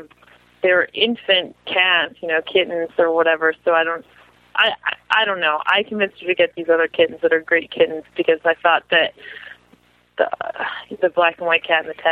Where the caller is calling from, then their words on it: Massachusetts, United States; I'm calling from Massachusetts.